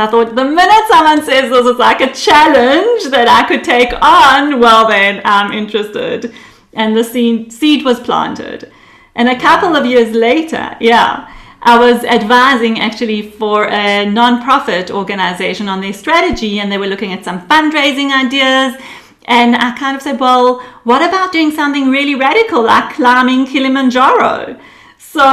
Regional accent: Israel; born there; also born or lived in United Kingdom / South Africa; I was born in Israel actually. My parents are Israeli. But over my life, they decided to live in different countries for the experience. So there was the UK for 2 years, and there was South Africa for 8 years.

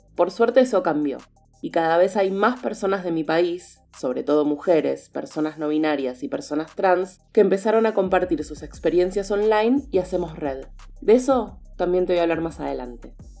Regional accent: Argentina; Nací y vivo en Argentina

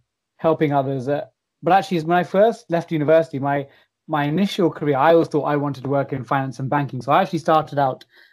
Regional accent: London, United Kingdom; I'm from East Ham in the London Borough of Newham

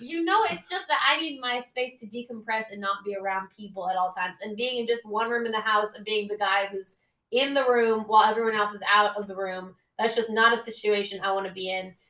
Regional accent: Oakland, California, United States; I'm from Oakland

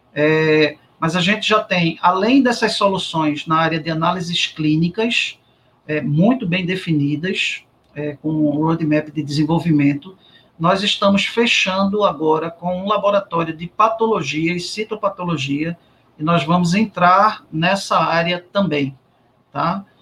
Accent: Recife, Pernambuco, Brazil; eu saí do Exército e voltei para o Recife

